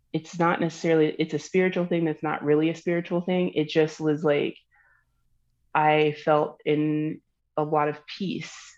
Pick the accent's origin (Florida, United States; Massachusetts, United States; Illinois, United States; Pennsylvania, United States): Florida, United States; I'm from Florida, so I'm from the South